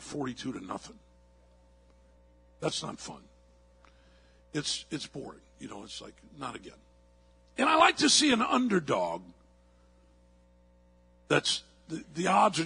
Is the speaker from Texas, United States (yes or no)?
no; St. Louis, Missouri, United States; moved away; I'm from St. Louis